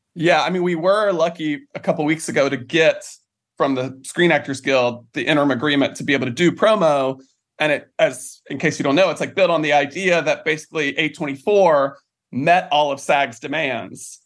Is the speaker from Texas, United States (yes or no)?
no; Morganton, North Carolina, United States; moved away as an adult; now in New York, United States; I grew up in North Carolina